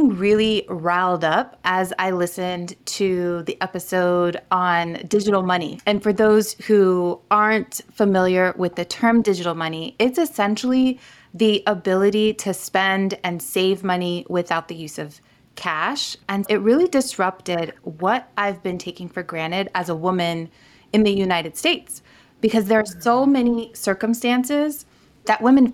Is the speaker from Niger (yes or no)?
yes; Niger; moved away; I grew up in Niger, West Africa